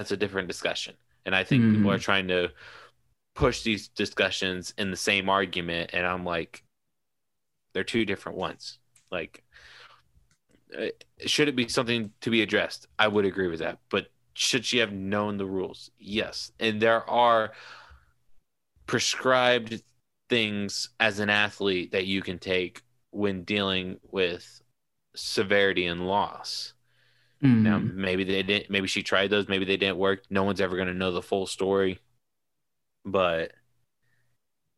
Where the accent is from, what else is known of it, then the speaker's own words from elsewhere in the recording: Indiana, United States; we're from Indiana